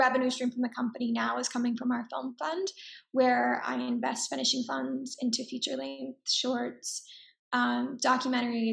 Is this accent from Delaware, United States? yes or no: no; Dallas, Texas, United States; also born or lived in New York; now in Los Angeles, United States; I grew up in Texas